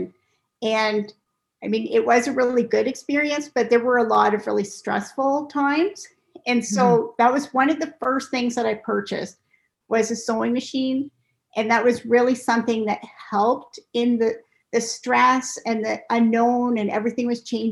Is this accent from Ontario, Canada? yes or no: yes; Cambridge, Ontario, Canada; also born or lived in South Korea; So I grew up in Cambridge, Ontario, and I lived there. I still live there